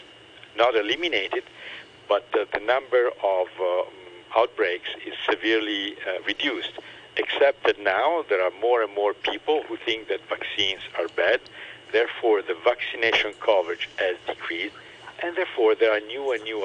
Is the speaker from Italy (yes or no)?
yes; Italy; now in Hong Kong; I'm from Italy